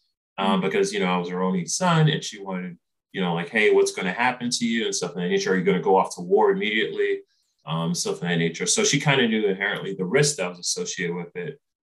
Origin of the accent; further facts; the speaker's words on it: Boston, Massachusetts, United States; moved away as an adult; I was from Boston, Massachusetts